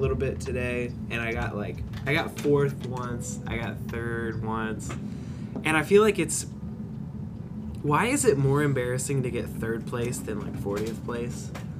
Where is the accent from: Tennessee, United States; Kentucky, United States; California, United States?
Tennessee, United States; Oakland; moved away